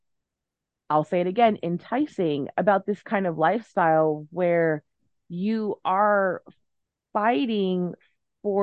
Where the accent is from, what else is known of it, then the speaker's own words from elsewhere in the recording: Southern California, United States; when you are a Southern Californian child